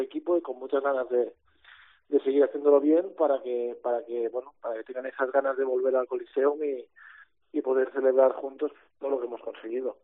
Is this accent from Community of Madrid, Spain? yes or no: no; near Manresa, Catalonia, Spain; Manresa, ¿no? Tirando un poco para casa, eh, un equipo que es de cerca de mi pueblo natal